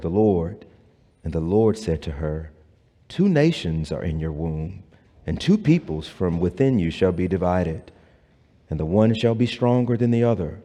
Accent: the South, United States; if you grow up in the South like I did

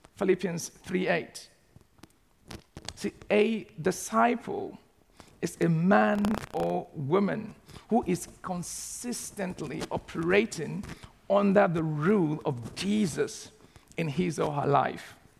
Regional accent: Nigeria; moved away as an adult; also born or lived in Southampton; now in United Kingdom; in the city that I grew up back in Nigeria

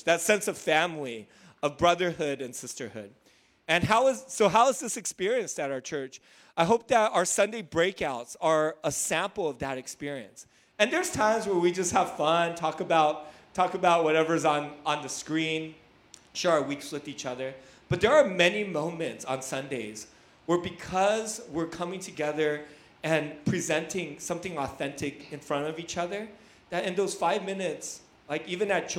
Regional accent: Hacienda Heights, California, United States; I grew up in Hacienda Heights

